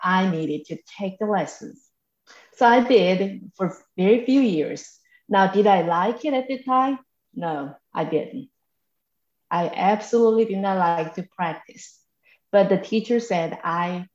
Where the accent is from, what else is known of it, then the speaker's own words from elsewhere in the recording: South Korea; now in Macon, United States; I am originally from South Korea, and I have lived in the United States for over 3 decades.